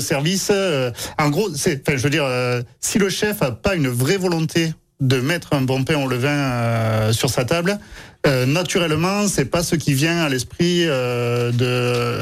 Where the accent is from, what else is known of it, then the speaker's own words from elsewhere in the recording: Aveyron, Occitania, France; moved away; je suis né dans l'Aveyron, euh, donc en race campagne